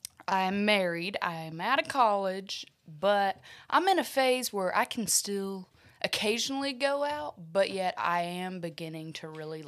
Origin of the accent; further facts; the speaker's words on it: Texas, United States; Deep in the heart of Texas. That's us.